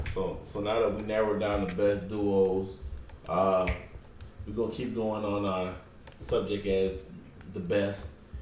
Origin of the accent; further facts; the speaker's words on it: New York City, New York, United States; I'm from New York, and I get over it. I'm from Queens, and I still get over it.